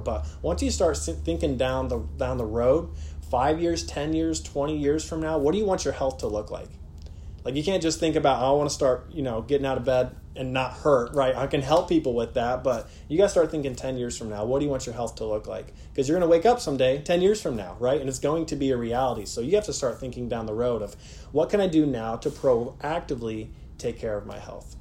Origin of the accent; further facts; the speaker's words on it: Warsaw, Indiana, United States; also born or lived in West Virginia; I grew up here in Warsaw, went to Lakeland Christian Academy, went to school out in West Virginia, moved back here